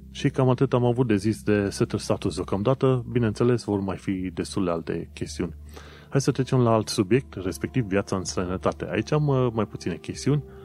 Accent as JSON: {"language": "Romanian", "country": "Romania", "also_born_or_lived": "London, United Kingdom", "moved": "as an adult", "lives_now": "United Kingdom", "said": "noi venim din România"}